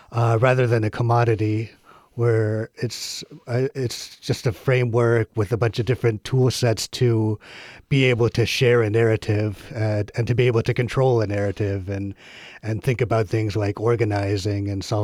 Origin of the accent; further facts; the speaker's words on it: Corvallis, Oregon, United States; Um, it's a beautiful little liberal bubble of a town.